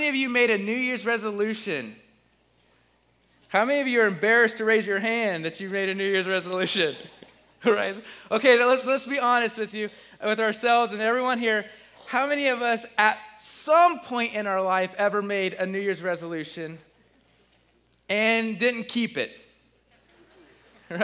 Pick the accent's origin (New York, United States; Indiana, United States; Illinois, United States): Indiana, United States; Bluffton; moved away as an adult; also born or lived in Ohio / Missouri; now in Muncie, United States; I'm from Bluffton, Indiana. I've been living in Ohio and Missouri for the last 10 years